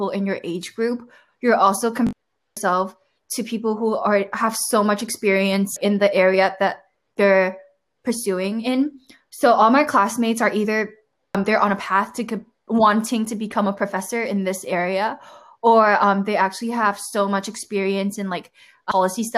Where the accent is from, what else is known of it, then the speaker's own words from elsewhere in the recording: Hong Kong; moved away as an adult; when I was back in Hong Kong, if you want to be seen as smart, you definitely have to do like finance